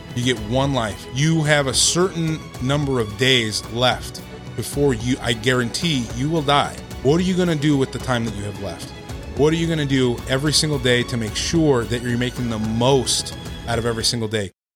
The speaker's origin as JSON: {"language": "English", "town": "Victorville", "region": "California", "country": "United States", "tie": "born or raised there", "also_born_or_lived": "Orange County", "said": "I grew up in Victorville, Hesperia area, um, the high desert"}